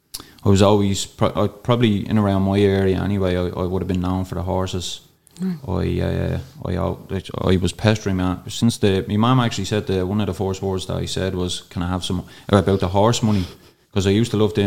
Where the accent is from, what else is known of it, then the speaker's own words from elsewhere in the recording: Darndale, Leinster, Ireland; I'd say, up in around 10 horses like growing up in Darndale, and most of them got pounded.